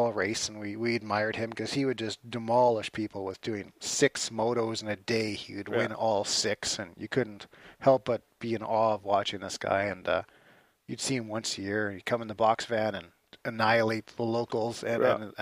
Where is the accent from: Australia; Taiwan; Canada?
Canada; we're local Canadian kids